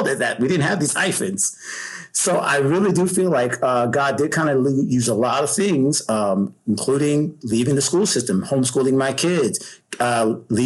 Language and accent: English; Pensacola, Florida, United States; growing up in Pensacola, Florida, Panhandle, my parents, Georgia and South, you know, so I've always been a Southern boy